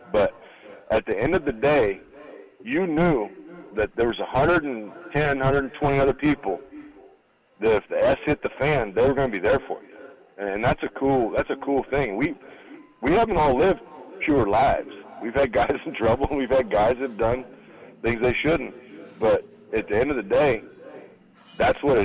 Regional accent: Grand Island, Nebraska, United States; I'm originally from Grand Island, Nebraska. Kenny Fisher was my high school coach.

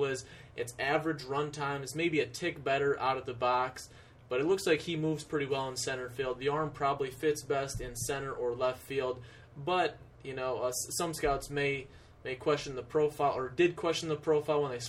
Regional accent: Toledo, Ohio, United States; I'm from the Midwest. I'm from Toledo, Ohio, so less than an hour drive from where he is

